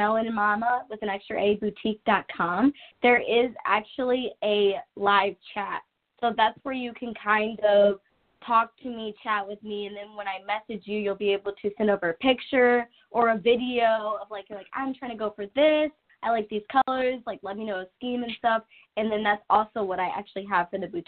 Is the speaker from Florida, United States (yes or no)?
no; Columbus, Ohio, United States; I am from Columbus, Ohio, so we do have this place called The Short North